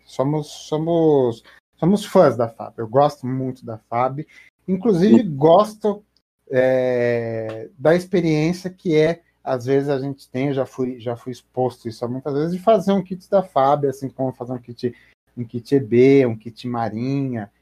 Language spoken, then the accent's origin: Portuguese; Brazil; eu como brasileiro